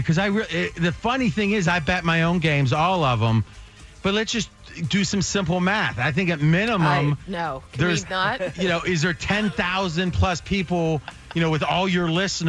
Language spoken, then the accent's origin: English; Ohio, United States; Well, I grew up in Ohio